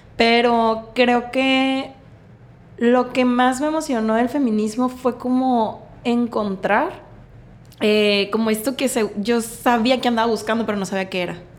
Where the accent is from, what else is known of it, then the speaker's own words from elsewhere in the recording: Mazatlán, Sinaloa, Mexico; also born or lived in Mexico City / Guadalajara; nací en Mazatlán, toda mi vida Mazatlán. Pero me fui un ratito a Ciudad de México, Guadalajara